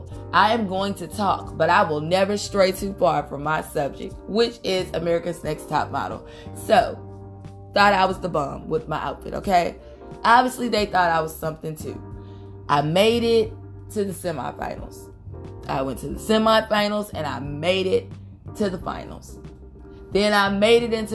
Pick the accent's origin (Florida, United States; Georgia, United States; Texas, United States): Texas, United States; Houston; I'm from Houston, Texas. I came back to Houston